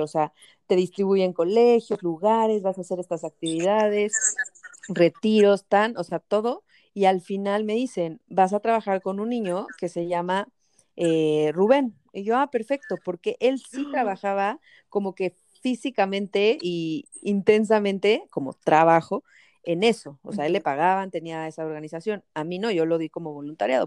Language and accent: Spanish; Mexico; moved away as an adult; now in El Salvador; soy mexicana